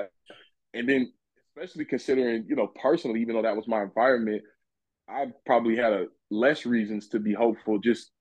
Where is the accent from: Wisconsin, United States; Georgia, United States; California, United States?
California, United States; Los Angeles; moved away; I come from a pretty rough background, as one would say. I was originally from South Central Los Angeles, California